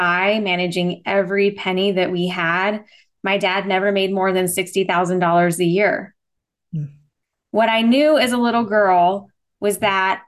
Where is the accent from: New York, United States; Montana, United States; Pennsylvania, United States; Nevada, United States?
Nevada, United States; Las Vegas; also born or lived in Henderson, Nevada; I was born and raised in Vegas, and I live in Henderson, so outside of Vegas, but still a Vegas kid